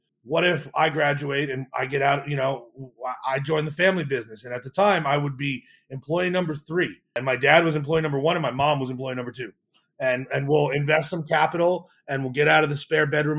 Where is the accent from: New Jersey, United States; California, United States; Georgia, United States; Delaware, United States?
New Jersey, United States; central; I grew up in New Jersey.